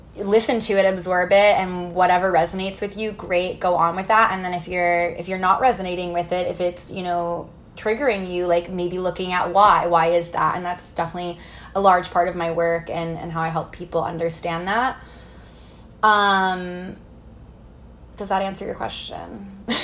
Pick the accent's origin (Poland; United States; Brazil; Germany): United States; Missouri; I grew up in the Midwest in Missouri, kind of in a small town